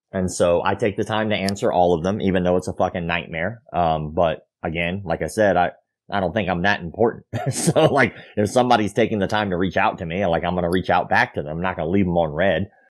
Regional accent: Florida, United States

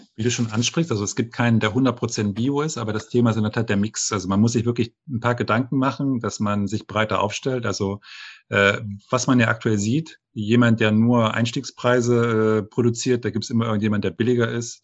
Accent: the East, East Germany, Germany; moved away as an adult; now in France; ich äh, kann nicht nur Deutsch sprechen, ich habe die deutsche Kultur gelebt, ich komme aus dem Osten, ich habe im Westen studiert

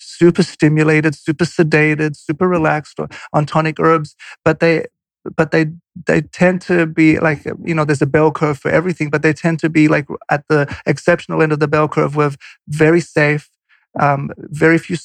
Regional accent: Australia; moved away; I'm Polish. I grew up in Australia

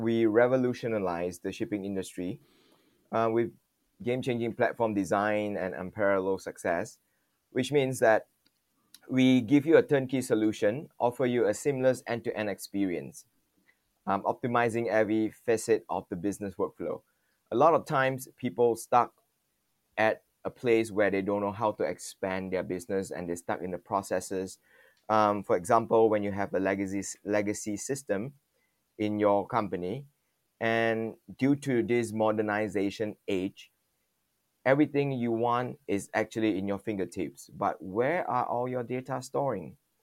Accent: Malaysia; born there; also born or lived in Taiwan / Singapore; Even though I was born here in Malaysia, the shock is quite different when you are westernized in the culture and everything.

